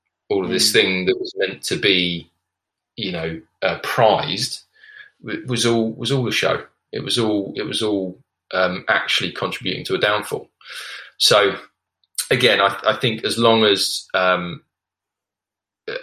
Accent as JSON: {"language": "English", "country": "United Kingdom", "said": "being a British male"}